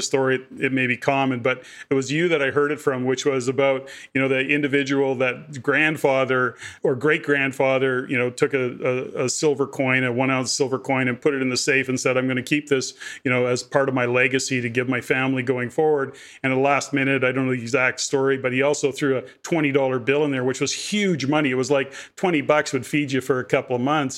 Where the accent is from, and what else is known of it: Canada